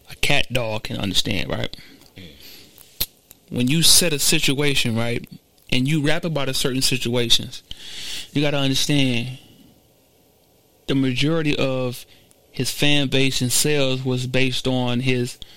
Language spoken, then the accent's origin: English; Garden Valley, United States; Well, I'm from the slums of the slums, boy. I was born and raised in Garden Valley. Nobody would have thought that, right?